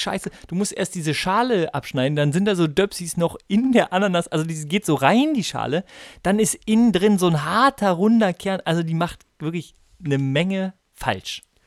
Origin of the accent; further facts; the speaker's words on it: Bremen, Germany; ich komme ja aus Bremen